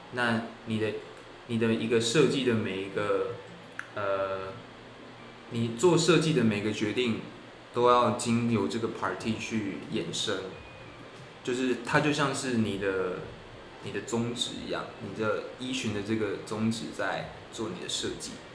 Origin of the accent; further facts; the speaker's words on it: Tainan, Taiwan; moved away as an adult; now in Hong Kong; 我高中在台南念书